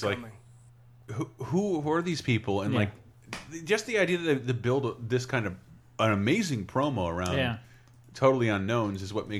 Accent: the South, United States; I'm from the South, and like, I've seen people like that who are still there.

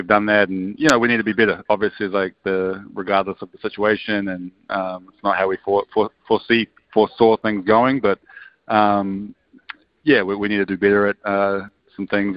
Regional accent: Nelson, New Zealand; I grew up in Nelson

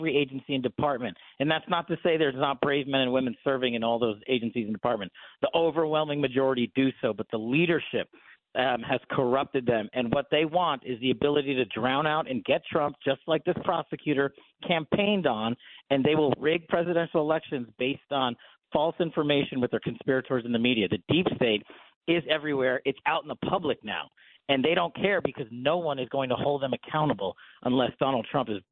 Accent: New York, United States; born or raised there; moved away as an adult

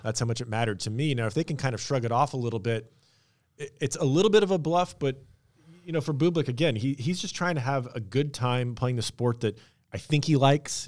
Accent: Washington, United States; I grew up in Washington State

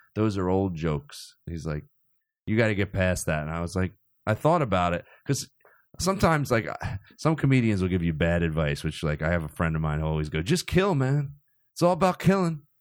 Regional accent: Cherry Hill, New Jersey, United States; I grew up in South Jersey

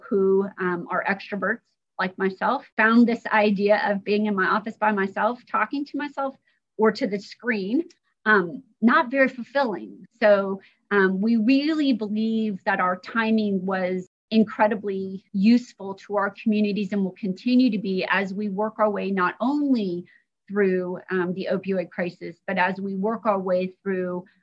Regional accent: Indiana, United States; I grew up in Indiana.

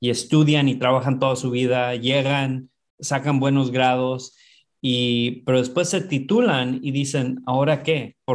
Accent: Oxnard, California, United States; born there; Sí, nací en California, en el sur de California, un lugar que se llama Oxnard, ah, que está como a 40 minutos de Los Ángeles en, la costa

